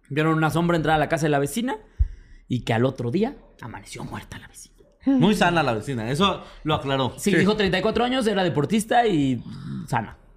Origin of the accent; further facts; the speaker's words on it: Mexico; Es porque soy muy mexicano.